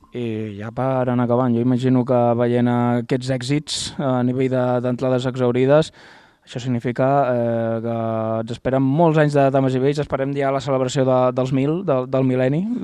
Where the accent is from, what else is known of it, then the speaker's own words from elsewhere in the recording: near Reus, Catalonia, Spain; jo soc del Forja, em pilla bastant a prop de Reus